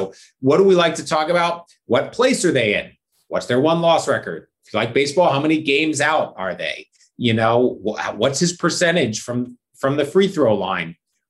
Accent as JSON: {"language": "English", "town": "Philadelphia", "region": "Pennsylvania", "country": "United States", "tie": "born or raised there"}